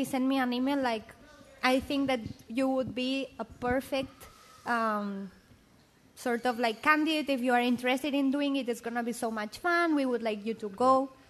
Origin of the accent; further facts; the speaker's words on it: Barcelona, Catalonia, Spain; moved away as an adult; now in Boston, United States; I am from Barcelona